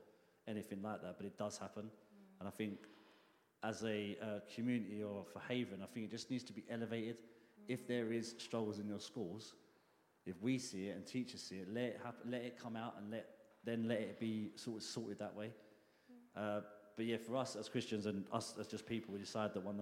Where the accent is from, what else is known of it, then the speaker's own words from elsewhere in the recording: London, United Kingdom; I grew up in Hackney, East London